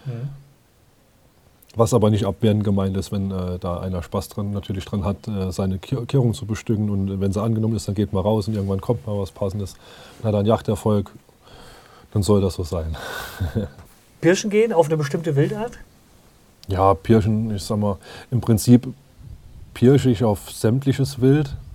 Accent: Zweibrücken, Rhineland-Palatinate, Germany; Ich bin jetzt 34 Jahre alt. Ich komme aus Rheinland-Pfalz, aus Zweibrücken, Saarpfalzkreis.

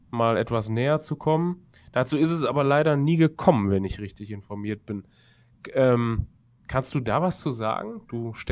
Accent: Düsseldorf, North Rhine-Westphalia, Germany; ich komme selber zum Beispiel aus Düsseldorf da weiß ich, dass auf den innerstädt äh, innerstädtischen großen Friedhöfen beispielsweise ja auch regelmäßig gejagt wird.

